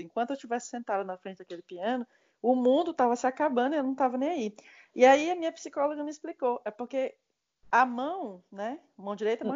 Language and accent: Portuguese; Brazil; moved away as an adult; eu sou brasileira, só faz oito anos que eu saí daí